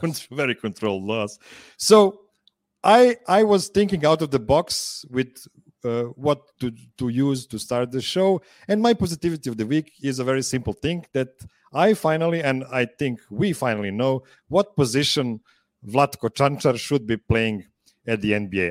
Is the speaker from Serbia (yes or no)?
yes; Serbia; English is a second language; two Serbians